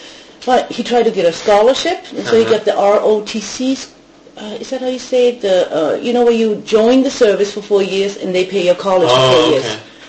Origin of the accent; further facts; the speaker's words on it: Schweinfurt, Bavaria, Germany; English is a second language; moved away as an adult; also born or lived in Maryland, United States / Spokane, Washington, United States / Japan; in Franconia, in my hometown, Schweinfurt, in northern Bavaria.